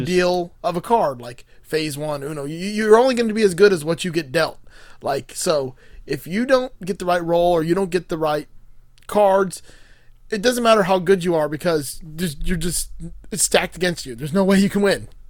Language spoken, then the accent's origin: English; Miami, Florida, United States; I grew up in Miami